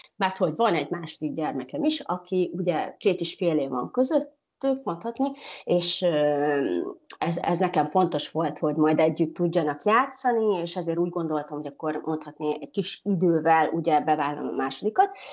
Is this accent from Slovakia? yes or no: no; Uzhhorod, Zakarpattia Oblast, Ukraine; moved away as an adult; now in Portugal; De mivel én kárpátai magyar vagyok, ugye Ungváról, Ukrajnából